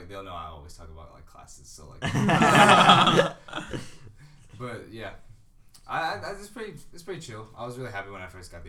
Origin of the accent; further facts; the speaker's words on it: Daphne, Alabama, United States; I'm from Daphne, Alabama.